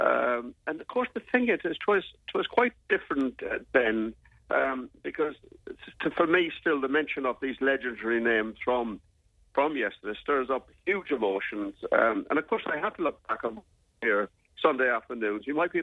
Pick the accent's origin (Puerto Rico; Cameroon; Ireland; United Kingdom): Ireland; Sligo, Connacht; moved away; growing up in Sligo.